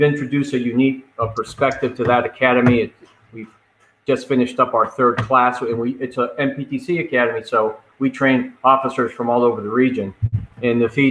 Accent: Miami, Florida, United States; I'm from South Florida, born and raised in Miami, son of Cuban immigrants

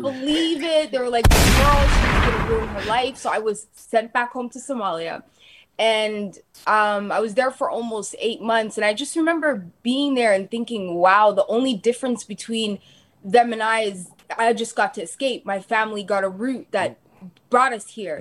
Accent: Toronto, Ontario, Canada; also born or lived in Calgary, Alberta; I grew up in Dixon

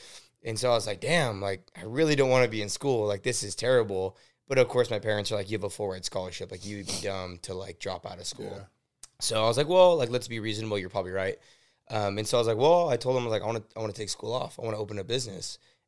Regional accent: Oxnard, California, United States; So born and raised in Wyoming. Well, Oxnard, basically. We went to school in Oxnard. So, I grew up.

